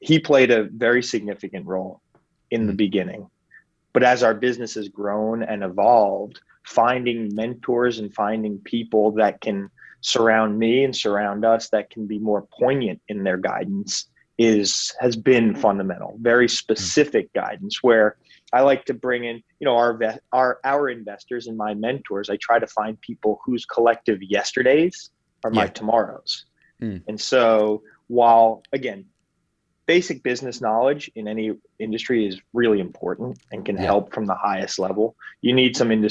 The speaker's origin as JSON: {"language": "English", "region": "northern New Jersey", "country": "United States", "tie": "born or raised there", "said": "I grew up in northern New Jersey, suburb to New York City."}